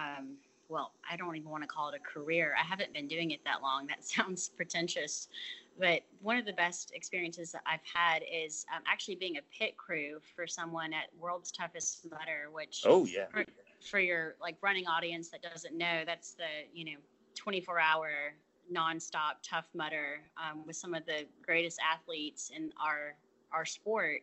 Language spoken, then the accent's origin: English; Atlanta, Georgia, United States; now in Marion, United States; I'm originally from Atlanta, but I live in Marion, Alabama